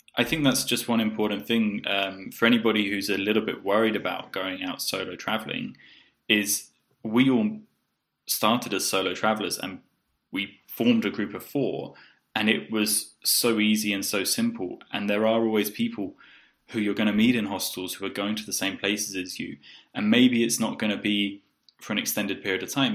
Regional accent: South East England, United Kingdom; moved away as an adult; also born or lived in Poland / Bulgaria / Colombia; I grew up in the southeast of England, uh, but I moved out maybe 10 years ago and uh, have lived in Poland, Bulgaria, Colombia.

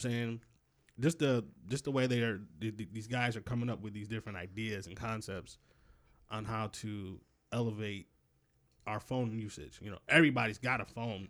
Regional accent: Rochester, New York, United States; I grew up in Rochester. They didn't have any subways

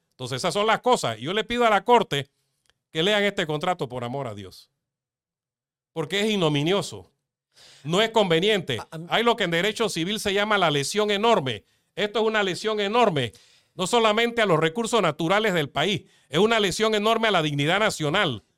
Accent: Panama; mi pueblo, de mi país

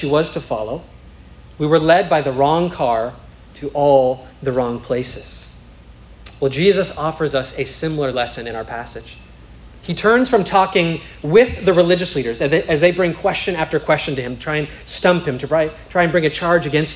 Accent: St. Paul, Minnesota, United States; I'm from St. Paul

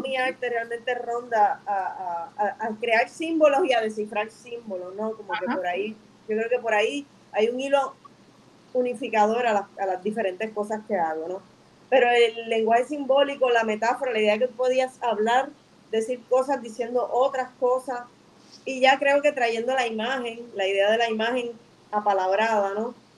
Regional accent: Bayamón, Puerto Rico; yo soy de Río Hondo, Bayamón

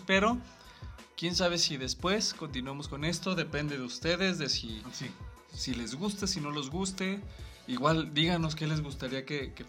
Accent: Guanajuato, Mexico; somos de Guanajuato

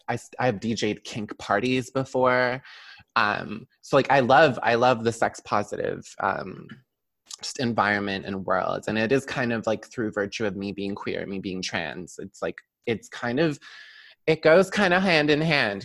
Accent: Brampton, Ontario, Canada; also born or lived in Toronto; I grew up in Brampton primarily

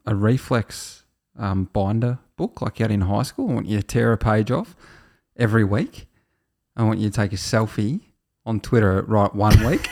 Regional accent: Australia

